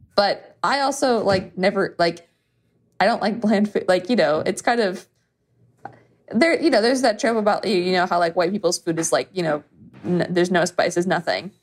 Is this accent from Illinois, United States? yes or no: yes; Chicago, Illinois, United States; I'm from Chicago, from the South Side.